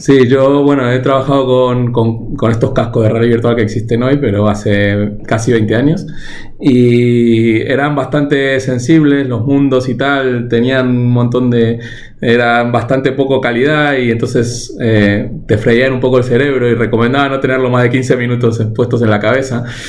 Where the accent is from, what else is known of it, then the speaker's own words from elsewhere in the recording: Argentina; moved away; Yo nací, nací en Argentina, pero vengo de una familia que, que bueno, que vino de, sobre todo de Europa del Este